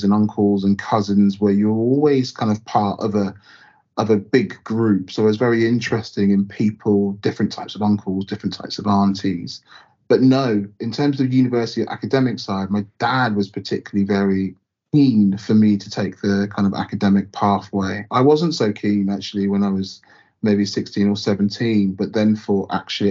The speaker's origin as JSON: {"language": "English", "area": "North Baddesley, near Southampton", "region": "South East England", "country": "United Kingdom", "tie": "born or raised there", "also_born_or_lived": "Southampton / Micheldever Station, near Winchester", "said": "I was born in Southampton and grew up in a very small village, North Battersley, like only black family that I knew there"}